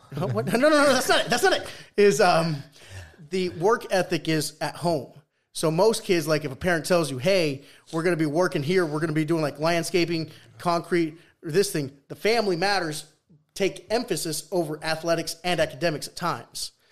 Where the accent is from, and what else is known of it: Peru; first language Spanish; English is a second language; moved away